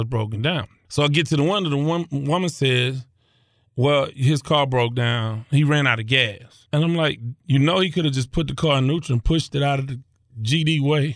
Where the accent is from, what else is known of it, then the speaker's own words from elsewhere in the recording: Houston, Texas, United States; I came from South Park